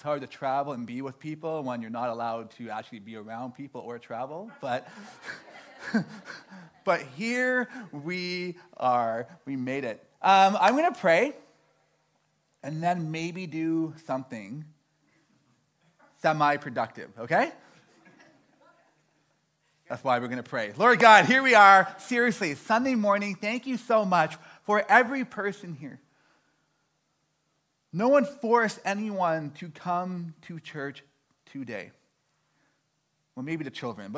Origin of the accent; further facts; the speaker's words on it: Toronto, Ontario, Canada; moved away; I'm from Toronto